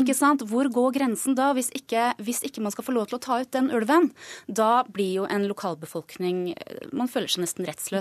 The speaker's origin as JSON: {"language": "Norwegian", "town": "Enebakk", "region": "Akershus", "country": "Norway", "tie": "born or raised there", "said": "hjembygda mi"}